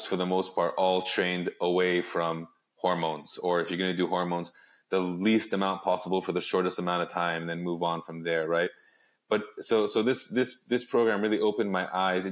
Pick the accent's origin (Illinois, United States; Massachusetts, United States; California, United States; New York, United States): California, United States; Los Angeles; also born or lived in Arizona; I grew up in Los Angeles.